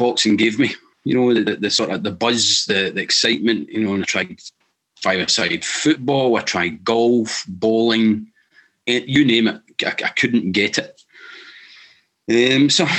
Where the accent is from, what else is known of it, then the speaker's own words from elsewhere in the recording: Saltcoats?, Scotland, United Kingdom; I grew up in Salam in the west coast of Scotland